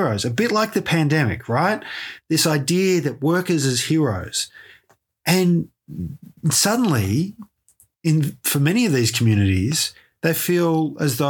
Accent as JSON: {"language": "English", "town": "Ballarat", "region": "Victoria", "country": "Australia", "tie": "born or raised there", "said": "growing up in Ballarat"}